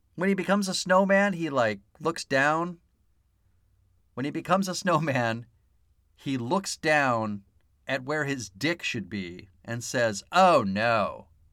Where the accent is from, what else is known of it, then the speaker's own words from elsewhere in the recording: San Diego, California, United States; I grew up here in San Diego